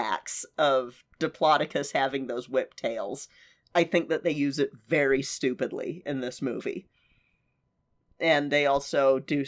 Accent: United States; also born or lived in Utah; growing up in Colorado and Utah

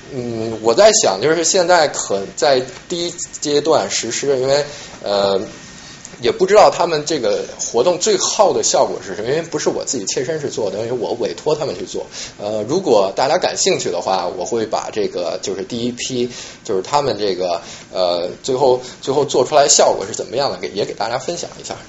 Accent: China; now in New York, United States; 作为一个中国人

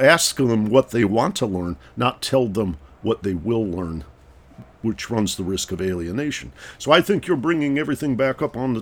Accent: Detroit, Michigan, United States; I grew up in Detroit, Michigan.

